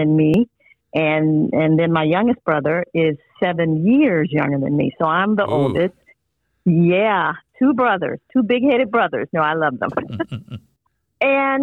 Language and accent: English; Mobile, Alabama, United States; I'm growing up in Mobile, Alabama in the 1970s.